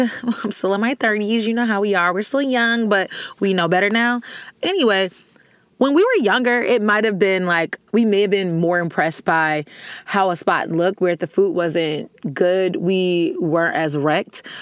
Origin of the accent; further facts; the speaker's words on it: the South, United States; I'm from the South